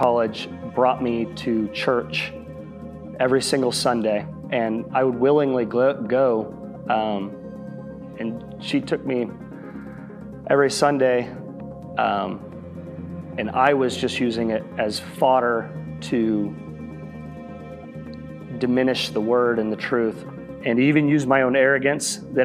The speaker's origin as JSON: {"language": "English", "town": "Flower Mound", "region": "Texas", "country": "United States", "tie": "born or raised there", "said": "I grew up in Flower Mound, just across DFW"}